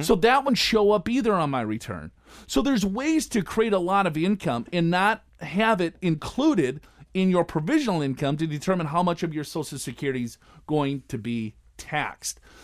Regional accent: Robbinsdale, Minnesota, United States; I grew up in Robbinsdale, which is, uh, the first suburb right outside of North Minneapolis.

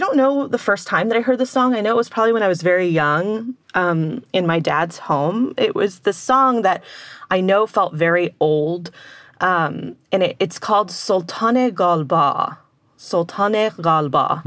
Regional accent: Texas, United States; my hometown in Texas

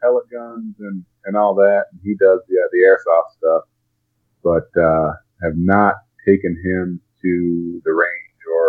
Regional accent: Woodstock, New York, United States; moved away as an adult; also born or lived in Brookfield, Connecticut; now in Nashville, United States; I grew up in Woodstock, New York, so we were outside a lot.

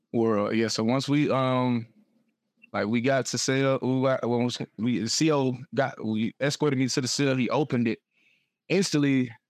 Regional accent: Atlanta, Georgia, United States; also born or lived in Smyrna, Georgia / Beijing, China; I'm from Atlanta.

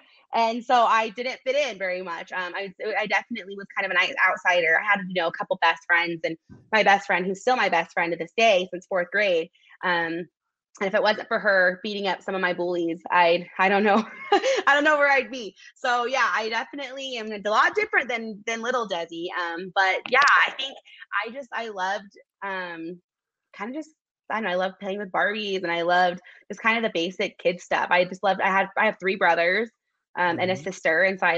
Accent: Salt Lake City, Utah, United States; born or raised there

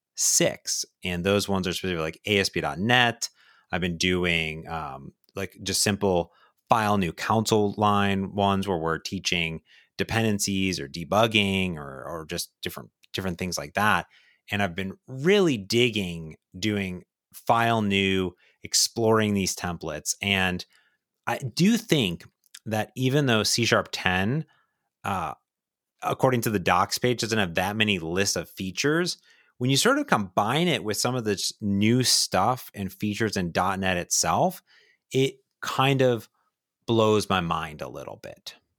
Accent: Ohio, United States; I grew up in Ohio

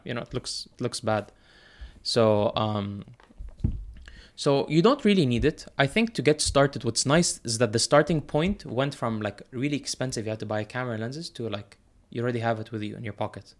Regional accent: United Arab Emirates; also born or lived in United States; growing up here, I wasn't confined to, like, the Emirati only club

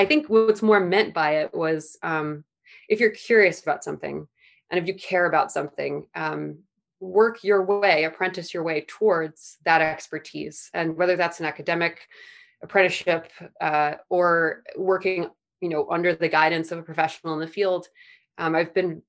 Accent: Midwest, United States; I grew up in the Midwest, so becoming a farmer wasn't that wild of a career path, but for where I grew up in the Midwest and what I grew up doing, there was no reason I should have gotten involved with plants at all.

